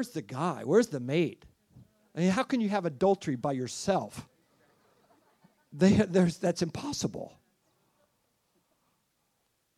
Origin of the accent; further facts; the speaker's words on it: United States; as an American.